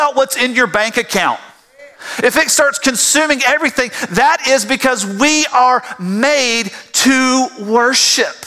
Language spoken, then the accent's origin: English; South Georgia, United States; growing up in South Georgia on a farm